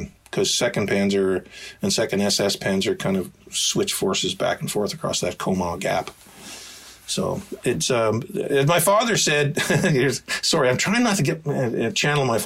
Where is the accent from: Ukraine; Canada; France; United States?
Canada; I'm trying to resolve this as a Canadian